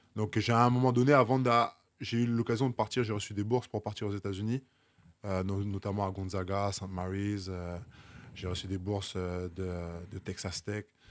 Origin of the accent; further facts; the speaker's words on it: Basse-Terre, Guadeloupe; also born or lived in Cholet, France / Poitiers, France; now in Paris, France; chez moi en Guadeloupe